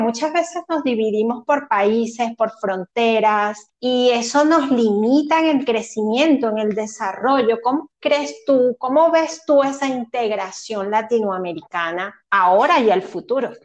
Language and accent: Spanish; Venezuela; moved away; yo soy venezolana